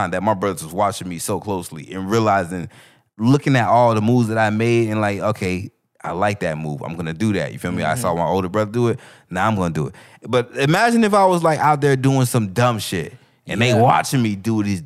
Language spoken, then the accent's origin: English; Broward, Florida, United States; I'm from Broward